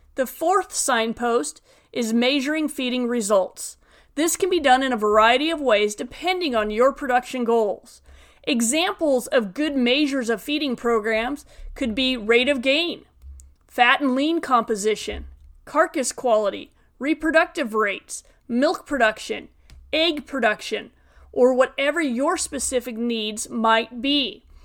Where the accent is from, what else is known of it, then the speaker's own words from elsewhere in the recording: Western Nevada, United States; moved away as an adult; now in California, United States; I grew up in Western Nevada in a diversified livestock and farming operation.